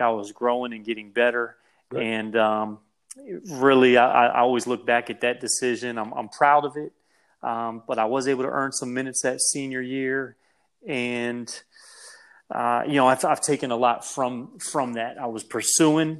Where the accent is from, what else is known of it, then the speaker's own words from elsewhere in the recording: Frederick, Maryland, United States; Growing up in Frederick, Maryland